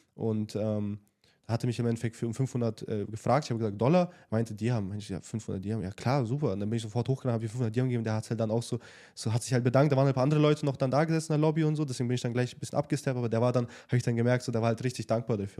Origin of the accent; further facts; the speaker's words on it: Nuremberg, Bavaria, Germany; moved away as an adult; now in Dubai, United Arab Emirates; wir kommen ja ursprünglich aus Nürnberg und ähm, natürlich auch in der Jugendzeit viel mit ähm, Party, sag ich mal, verbracht